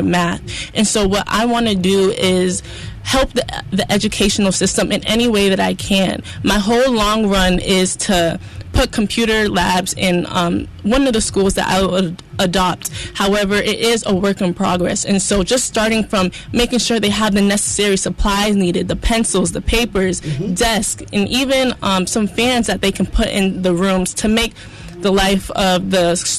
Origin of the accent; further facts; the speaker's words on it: Ghana; my home country